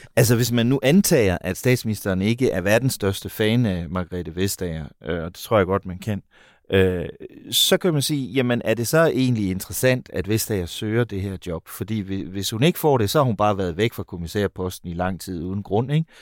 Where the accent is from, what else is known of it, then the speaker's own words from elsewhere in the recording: Denmark; vi i Danmark